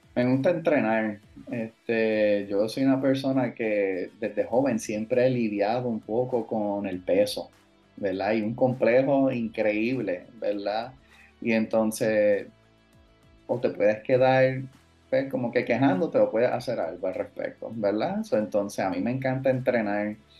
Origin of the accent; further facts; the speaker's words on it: Cabo Rojo, Puerto Rico; also born or lived in United States / Florida; yo me crié en Cabo Rojo